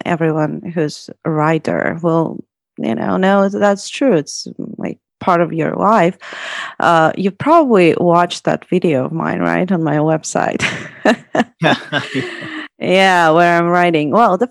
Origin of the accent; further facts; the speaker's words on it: United States; now in Russia; I'm from the US, but I've been living in Russia for like 5 years.